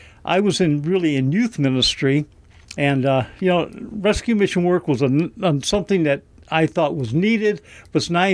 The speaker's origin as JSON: {"language": "English", "area": "north of Detroit area", "region": "Michigan", "country": "United States", "moved": "as an adult", "said": "We're originally from Michigan, north of Detroit area"}